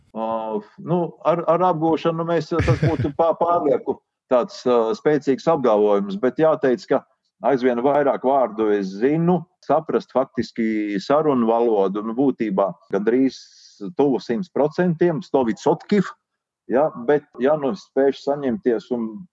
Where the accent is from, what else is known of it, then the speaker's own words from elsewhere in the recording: Latvia; Volunteer iz Latviju, Un tā, tā ir caurlaide, kad tiek dzirdams mans akcents